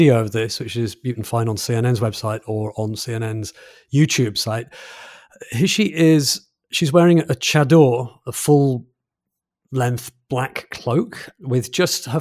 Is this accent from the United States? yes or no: no; England, United Kingdom; as a Brit, as an English person